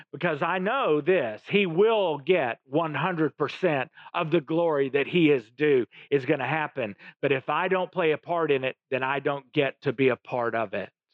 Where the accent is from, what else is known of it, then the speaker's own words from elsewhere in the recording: Oklahoma, United States; My family, I come from Oklahoma both sides of my family